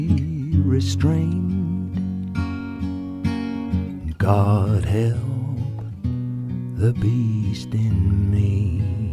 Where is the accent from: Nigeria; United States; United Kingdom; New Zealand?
United Kingdom; us Brits